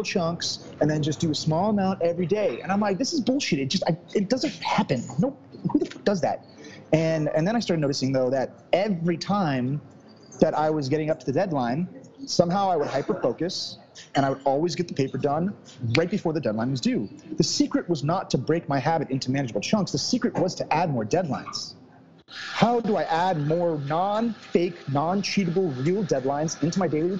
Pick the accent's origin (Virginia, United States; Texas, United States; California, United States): California, United States; suburb of Sacramento; I grew up in California, small little town, little suburb of Sacramento